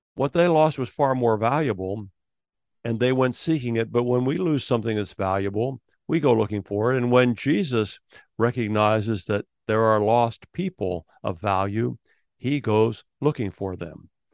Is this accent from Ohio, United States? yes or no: yes; Ohio, United States; I was born in Ohio